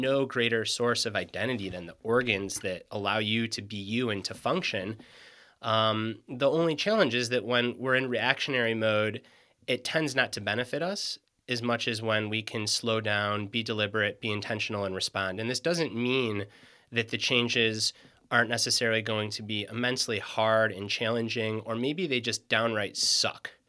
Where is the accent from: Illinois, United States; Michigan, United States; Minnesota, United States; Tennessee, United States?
Michigan, United States; moved away as an adult; now in Western North Carolina, United States; I grew up in Michigan